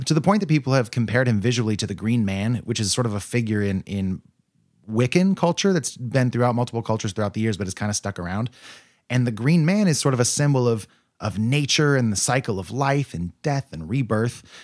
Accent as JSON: {"language": "English", "country": "United States", "said": "I'm an American lad"}